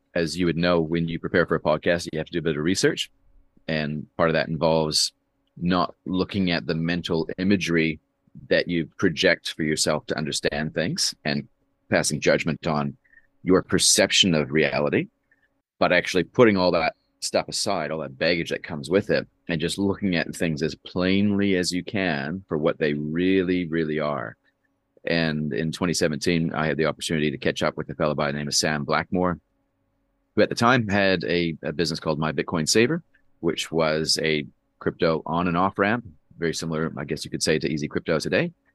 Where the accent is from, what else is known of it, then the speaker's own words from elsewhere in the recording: Canada; now in New Zealand; I've lived more of my, more of my life here than I have in Canada, where I'm from.